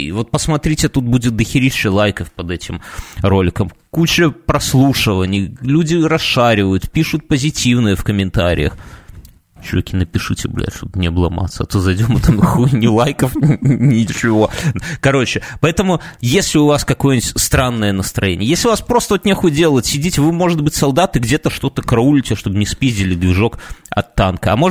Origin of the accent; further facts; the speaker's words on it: Minsk, Belarus; Да упаси Господь, мы из Минска, если что.